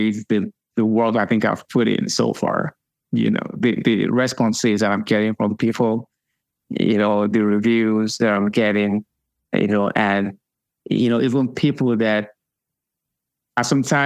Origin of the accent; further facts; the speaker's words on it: Lagos, Nigeria; now in United States; I was born in Lagos, and I was raised in Lagos